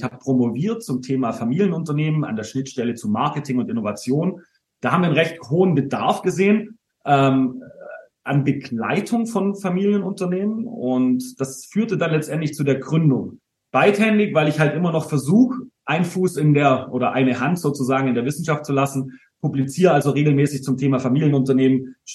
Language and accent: German; Baden-Württemberg, Germany; Äh, ich bin geborener Schwabe.